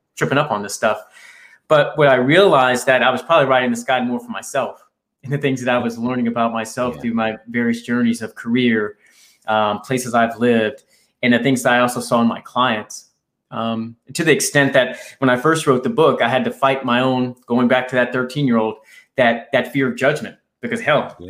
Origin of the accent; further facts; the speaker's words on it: right outside Washington D.C., Virginia, United States; I grew up in in Virginia, right outside Washington D.C. Uh, here in the U.S.